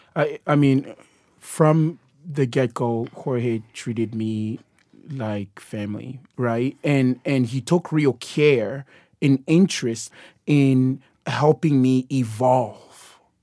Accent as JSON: {"language": "English", "country": "DR Congo", "moved": "yes", "said": "I am originally from the Democratic Republic of Congo"}